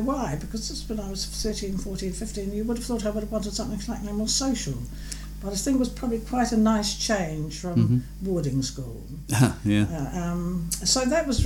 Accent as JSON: {"language": "English", "town": "Kaikoura", "region": "Canterbury", "country": "New Zealand", "tie": "born or raised there", "also_born_or_lived": "Coromandel Peninsula, New Zealand", "said": "I was born on South Island, New Zealand, a place called Kaikoura"}